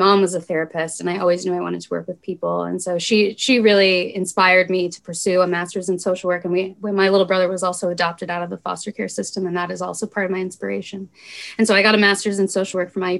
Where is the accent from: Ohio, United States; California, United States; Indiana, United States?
Indiana, United States; Bloomington; I'm a born and raised Bloomingtonian.